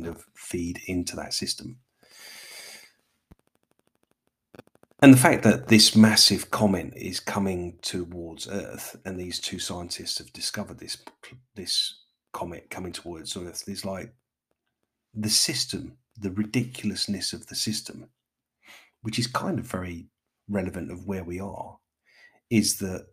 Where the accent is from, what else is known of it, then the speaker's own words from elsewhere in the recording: London, United Kingdom; as a Londoner